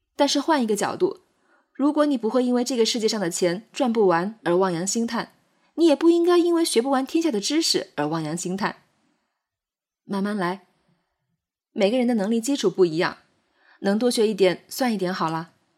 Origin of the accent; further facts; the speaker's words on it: China; 我们作为中国人，活在汉语的环境下